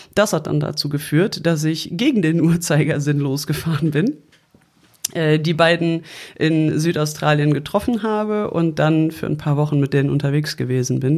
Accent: Germany; jemand, der hier geboren und aufgewachsen ist in Deutschland, in Europa

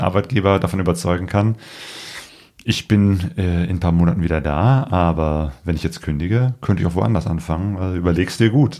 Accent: Germany; wir als Deutsche

